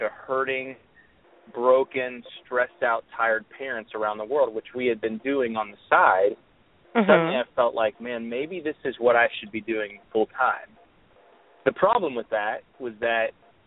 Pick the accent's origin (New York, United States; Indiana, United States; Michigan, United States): Indiana, United States; Indianapolis; I am from Indianapolis, Indiana